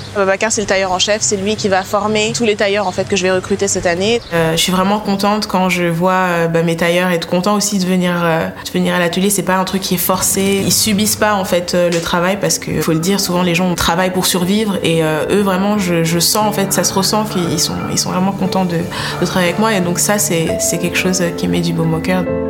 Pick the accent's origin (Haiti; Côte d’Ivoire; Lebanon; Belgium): Côte d’Ivoire; now in France; j'ai grandi en Afrique, donc j'ai grandi en Côte d'Ivoire